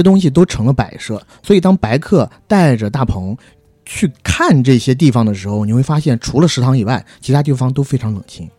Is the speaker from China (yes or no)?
yes; China; 虽然我们都是中国人